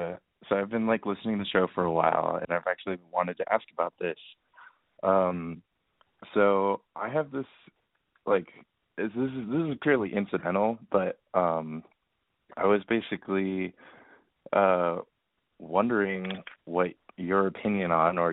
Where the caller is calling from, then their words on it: New York City, New York, United States; I am 23 years old, and I'm calling from New York City.